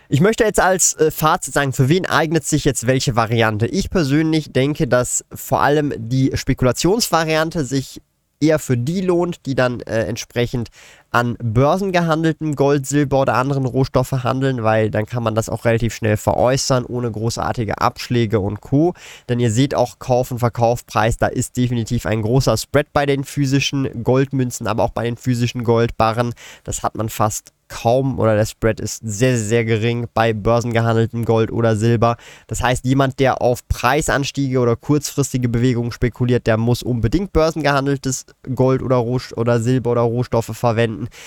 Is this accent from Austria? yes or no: no; Switzerland